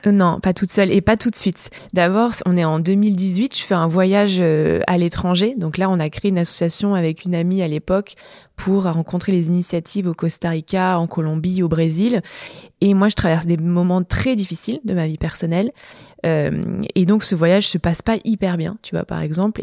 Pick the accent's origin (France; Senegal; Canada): France; Montpellier, Occitania; moved away as an adult; now in Lyon, France; je suis originaire de Montpellier à la base. Tu vois, j'ai même l'accent qui revient quand je dis Montpellier